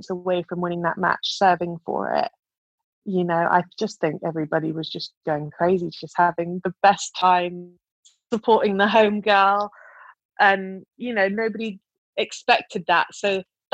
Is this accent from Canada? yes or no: no; United Kingdom; my home country at my home slam